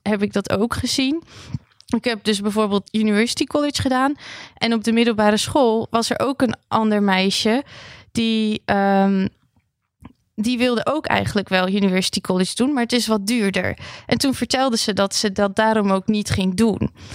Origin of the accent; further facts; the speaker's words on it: Armenia; now in Netherlands; Ik kom zelf ook uit Armenië.